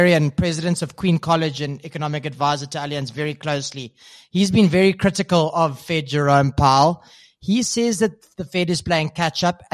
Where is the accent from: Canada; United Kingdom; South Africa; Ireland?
South Africa; as a South African